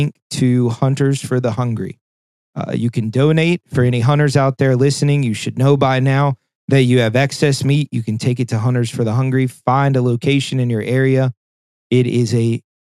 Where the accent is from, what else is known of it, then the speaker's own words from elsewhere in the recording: Spotsylvania, Virginia, United States; moved away; I used to live in Spotsylvania